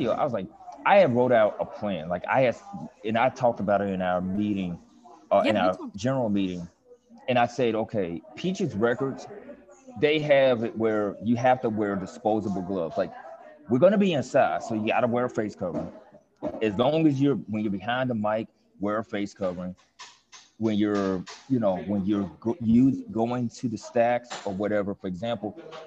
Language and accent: English; Memphis, Tennessee, United States; now in New Orleans, United States; in my hometown in Memphis